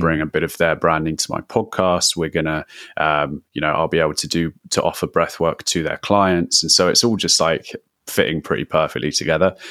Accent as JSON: {"language": "English", "region": "London", "country": "United Kingdom", "said": "I'm from London."}